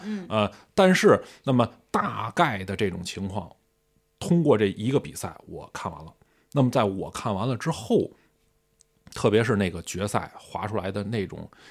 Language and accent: Chinese; China; 我作为中国人